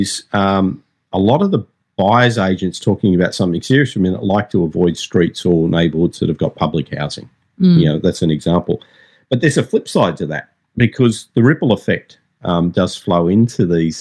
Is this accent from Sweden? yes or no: no; Sydney, New South Wales, Australia; I'm a houseo. I'm a houseo from Macquarie Fields.